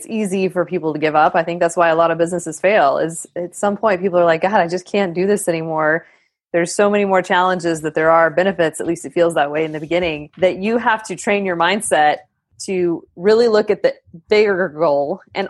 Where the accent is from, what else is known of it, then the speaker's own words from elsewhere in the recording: Lubbock, Texas, United States; Well, I was from Lubbock, which is even worse.